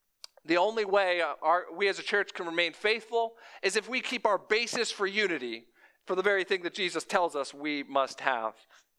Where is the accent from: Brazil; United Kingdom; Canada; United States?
United States; Florida; moved away; I'm a transplant from South Florida to the Midwest.